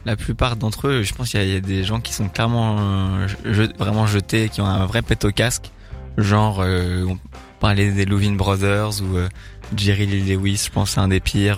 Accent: Paris, Île-de-France, France; moved away as an adult; now in Bordeaux, France; J'ai grandi à Paris. Ouais. Euh, et j'ai déménagé à Bordeaux il y a deux ans

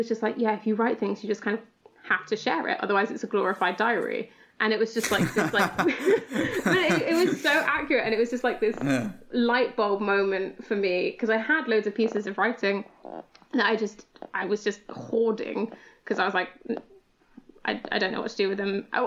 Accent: Lincolnshire, East Midlands, United Kingdom; I'm from Lincolnshire in the East Midlands.

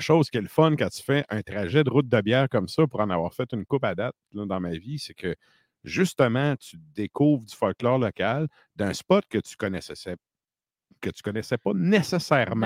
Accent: Bas-Saint-Laurent, Quebec, Canada; je viens du bas du fleuve

